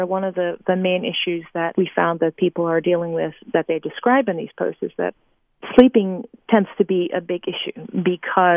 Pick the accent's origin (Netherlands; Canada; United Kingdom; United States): Netherlands; Amsterdam, North Holland; moved away; I'm from Amsterdam